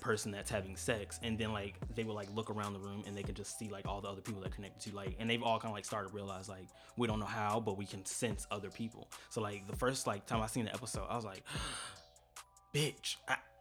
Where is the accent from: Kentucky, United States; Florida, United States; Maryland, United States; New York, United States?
Florida, United States; St. Petersburg; now in Atlanta, United States; born and raised in St. Petersburg, Florida